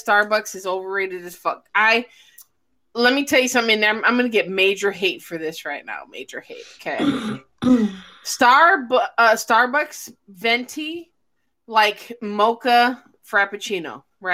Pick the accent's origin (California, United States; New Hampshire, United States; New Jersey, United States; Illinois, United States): Illinois, United States; moved away; I'm from the Midwest, so I'm from Illinois